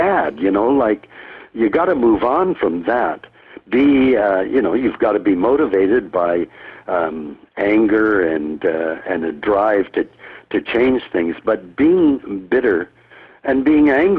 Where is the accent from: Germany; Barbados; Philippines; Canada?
Canada; also born or lived in United States; I, a third generation Canadian, when World War II started, was immediately deprived of all rights of citizenship. And, you know, my parents were born and raised in Canada